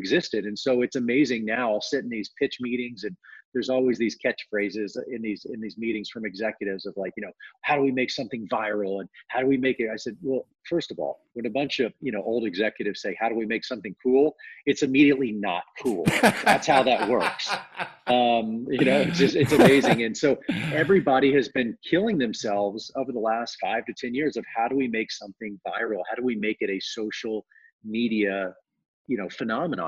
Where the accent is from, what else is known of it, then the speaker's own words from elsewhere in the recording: Dallas, Texas, United States; moved away as an adult; now in Los Angeles, United States; We didn't have any money growing up in Dallas